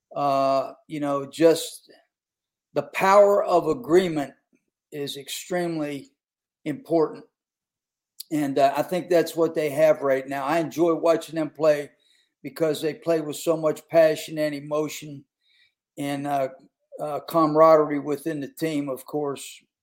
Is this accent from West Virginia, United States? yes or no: yes; West Virginia, United States; I played ball at school in West Virginia my family are a bunch of coal miners